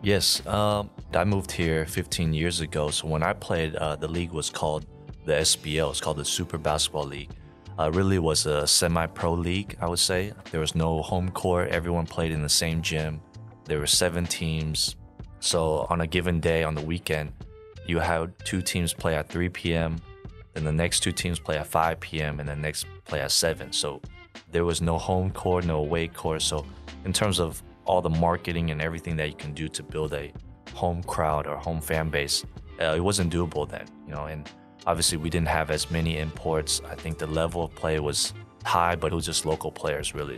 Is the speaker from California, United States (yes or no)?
no; Houston, Texas, United States; moved away as an adult; also born or lived in Austin, Texas; now in Taiwan; I grew up in Houston